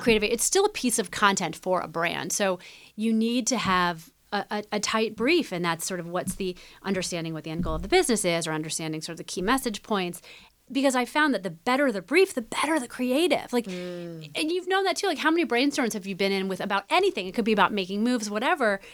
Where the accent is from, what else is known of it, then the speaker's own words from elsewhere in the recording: Midwest, United States; growing up in the Midwest